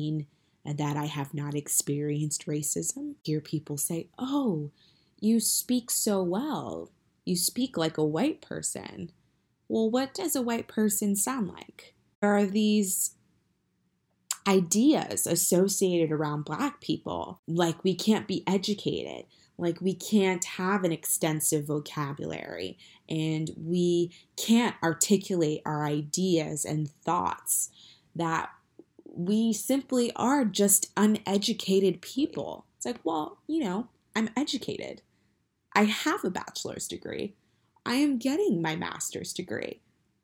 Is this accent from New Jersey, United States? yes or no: yes; New Jersey, United States; I am from New Jersey